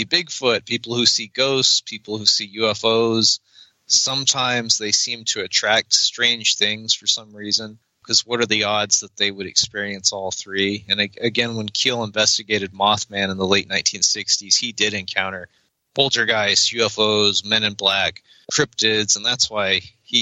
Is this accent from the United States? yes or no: yes; Roswell, New Mexico, United States; I was born in Roswell, New Mexico. I've never left.